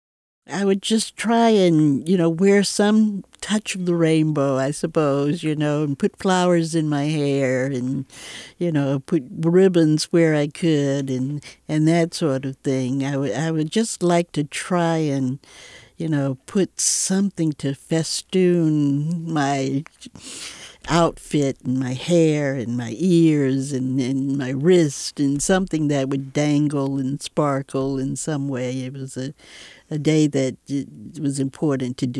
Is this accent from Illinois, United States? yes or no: no; Atlanta, Georgia, United States; born or raised there; also born or lived in Chicago; now in San Francisco, United States